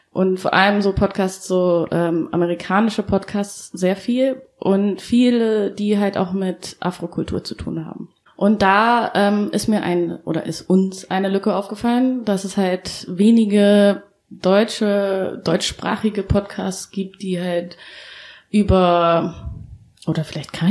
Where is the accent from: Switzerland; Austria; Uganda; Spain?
Uganda; now in Berlin, Germany; Also wir kommen alle aus Ostafrika oder, und haben auch da alle mal gelebt. Ähm, wir haben alle in Berlin gelebt. Ähm, ja, und unsere Familien wohnen ja noch da. Genau, also ich lieg leider dieses Jahr nicht nach Uganda